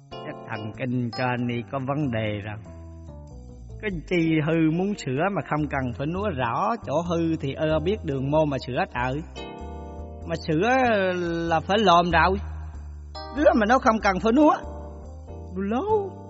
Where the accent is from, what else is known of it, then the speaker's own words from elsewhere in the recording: Quang Nam, Vietnam; Dạ em là người sinh ra và lớn lên ở xứ Quảng Ê